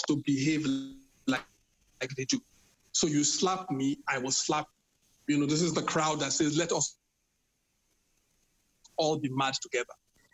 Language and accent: English; Benin City, Edo, Nigeria; moved away; I'm from Benin. I'm really from Benin